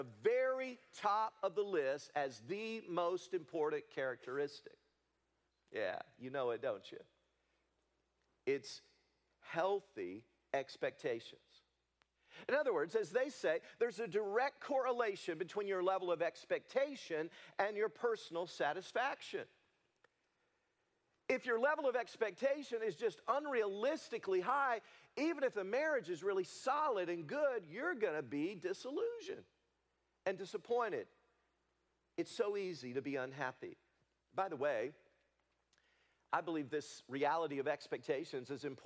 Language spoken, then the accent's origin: English; Leoma, Tennessee, United States; I grew up in Leoma, Tennessee, on a cotton farm